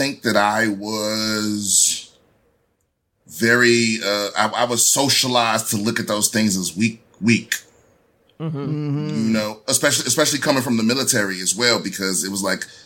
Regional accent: Prince George's County, Maryland, United States; moved away as an adult; also born or lived in San Diego; now in Los Angeles, United States; I'm originally from the D.C. area, PG County, Maryland

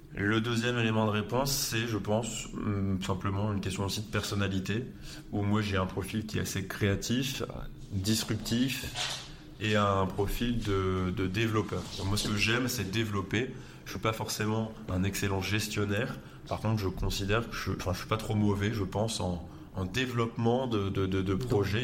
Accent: Lille, Hauts-de-France, France; je suis Lillois

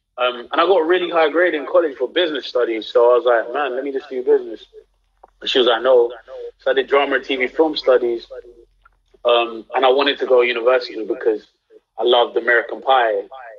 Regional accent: London, United Kingdom; I'm from London, I'm doing a South Central accent.

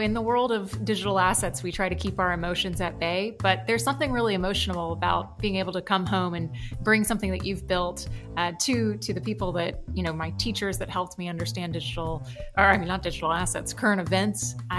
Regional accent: right outside of Orlando, Florida, United States; moved away; I grew up right outside of Orlando, and my whole childhood was super involved in all things Florida

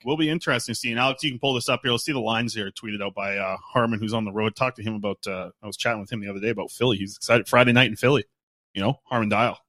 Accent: Nanaimo, British Columbia, Canada; checking in from my hometown, the Nanaimo, BC

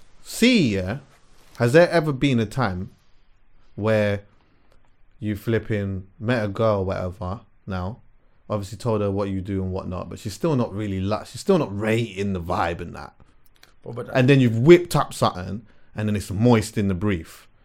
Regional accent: Jamaica; As a Jamaican, though, I would love to see.

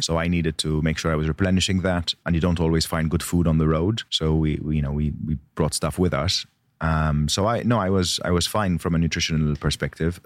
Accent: Malta; I was born in Malta

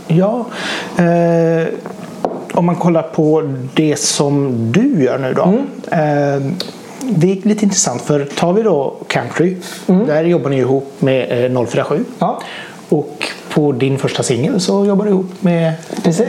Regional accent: Norrköping, Östergötland, Sweden; moved away as an adult; now in Mölndal, Sweden; jag har flyttat hit. Eh, jag är från Norrköping.

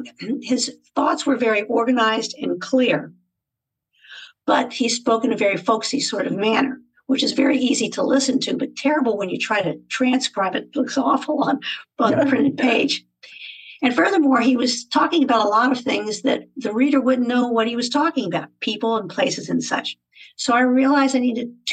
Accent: West Virginia, United States; moved away as an adult; also born or lived in Germany / Spain; now in Virginia, United States; I was born and raised in West Virginia, went to school there

